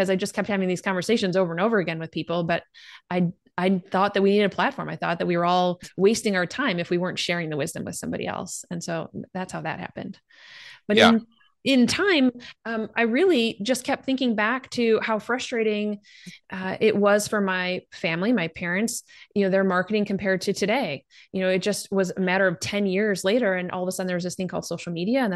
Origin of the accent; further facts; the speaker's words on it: Chicago, Illinois, United States; moved away; Growing up in Chicagoland